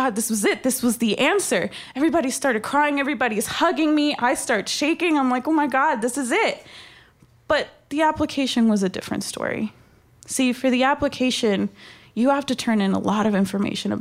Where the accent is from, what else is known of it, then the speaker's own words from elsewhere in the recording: Texas, United States; My parents brought me to this country when I was only 6 months old. And growing up in Texas